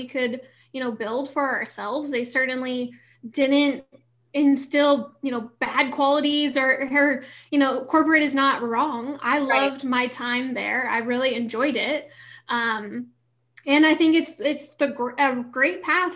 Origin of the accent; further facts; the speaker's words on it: Detroit area, Midwest, Michigan, United States; moved away; I grew up in the Midwest